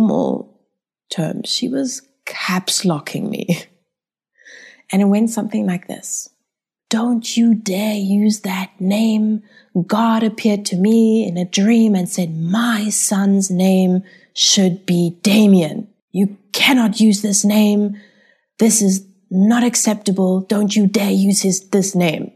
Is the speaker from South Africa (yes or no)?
yes; South Africa; I was born in South Africa. I'm German by descent